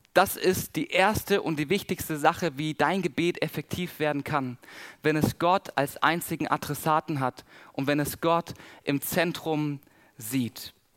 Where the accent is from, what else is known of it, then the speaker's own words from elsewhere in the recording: Southern Germany, Germany; accent: Swabian and Baden; Bei uns, wo ich herkomme, ich komme aus dem Süden von Deutschland, wir, wir schwätzen Schwäbisch und Badenserisch.